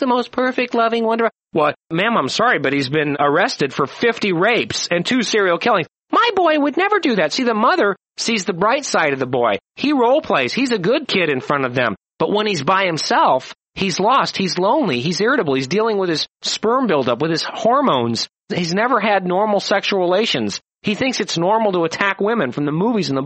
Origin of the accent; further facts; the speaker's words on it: United States; I was raised in America.